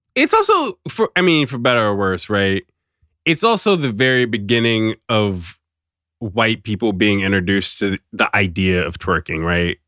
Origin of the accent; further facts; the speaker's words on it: Virginia, United States; I'm from Virginia